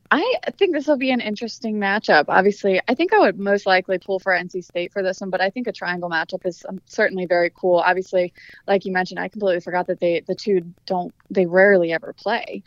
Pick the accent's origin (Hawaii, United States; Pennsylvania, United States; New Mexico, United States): Pennsylvania, United States; outside of Philadelphia; now in North Carolina, United States; outside of Philadelphia, so diehard Eagles fan, anything Philadelphia, I know.